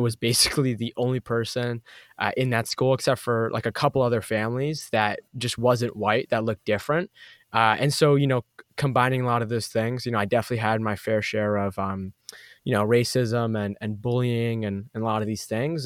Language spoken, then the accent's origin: English; Boston, Massachusetts, United States; I grew up in Boston, Massachusetts, East Coast